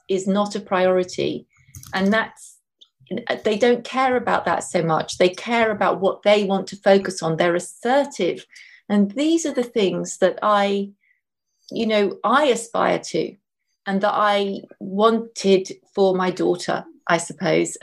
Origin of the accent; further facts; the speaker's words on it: London, United Kingdom; I grew up in London